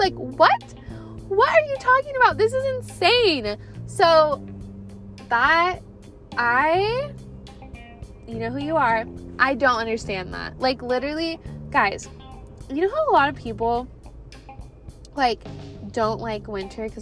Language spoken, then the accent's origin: English; Pacific Northwest, United States; now in Phoenix, United States; I'm from the Pacific Northwest